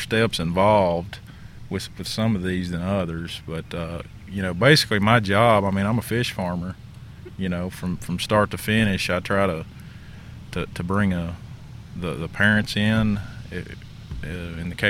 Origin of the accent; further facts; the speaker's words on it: Campbell County, East Tennessee, United States; I'm originally from East Tennessee, Campbell County